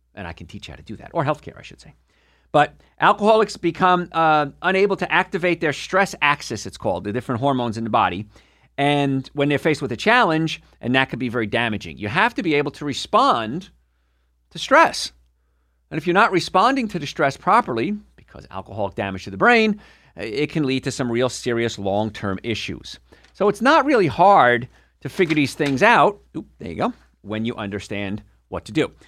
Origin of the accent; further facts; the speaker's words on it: New Jersey, United States; moved away; also born or lived in New York / Atlanta; I'm from New York. ori-, well, from New Jersey originally, right across the river